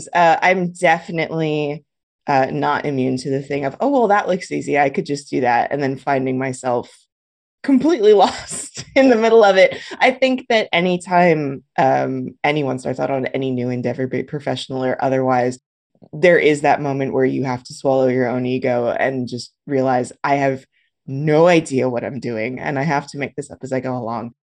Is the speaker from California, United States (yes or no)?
yes; Los Angeles, California, United States; moved away as an adult; also born or lived in San Francisco; now in Humboldt County, United States; I grew up in Los Angeles. I was, born and bred there